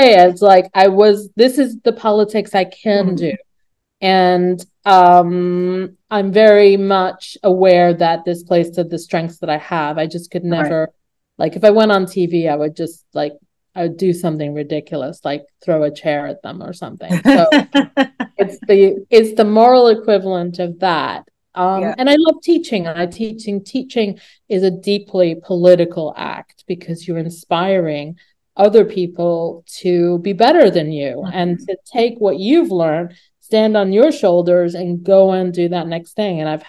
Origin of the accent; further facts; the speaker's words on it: New Jersey, United States; a young teenager growing up in New Jersey